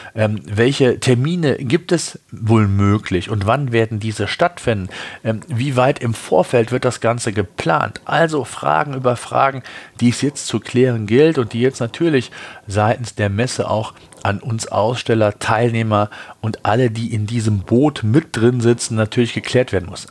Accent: Germany; Bei uns in Deutschland

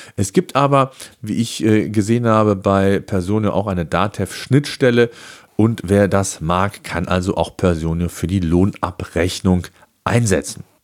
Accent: Germany; bei uns in Deutschland

